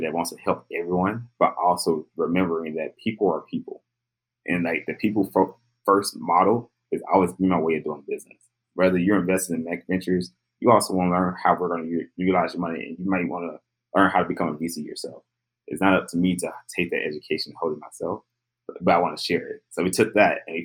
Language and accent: English; Jackson, Mississippi, United States; I'm from Jackson, Mississippi